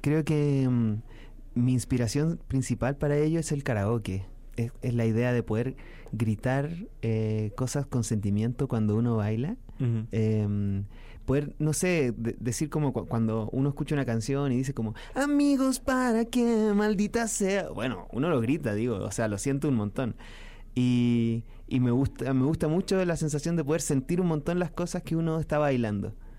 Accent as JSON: {"language": "Spanish", "country": "Chile", "said": "mi país"}